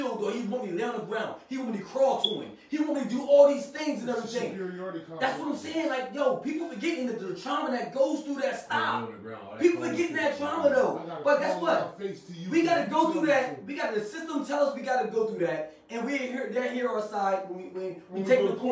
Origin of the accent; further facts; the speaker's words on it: Salem, United States; Growing up in Salem, white cops knew us too